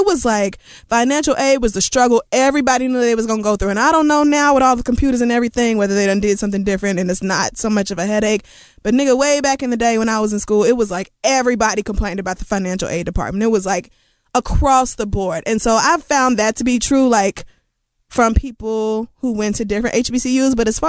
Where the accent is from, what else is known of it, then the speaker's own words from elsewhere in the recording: Oklahoma, United States; moved away; I grew up in Oklahoma and went to school in Oklahoma.